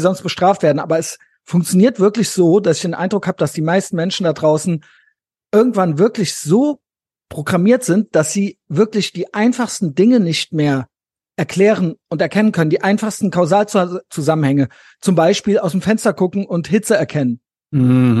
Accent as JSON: {"language": "German", "region": "West Germany", "country": "Germany", "tie": "born or raised there", "said": "Ich bin auch in Westdeutschland aufgewachsen"}